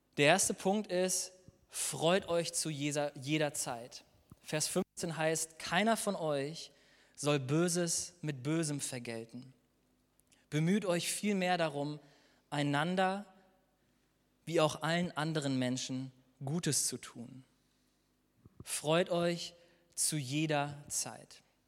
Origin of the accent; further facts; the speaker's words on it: Germany; wir als Deutsche in unserem Land in einem der reichsten Länder wohnen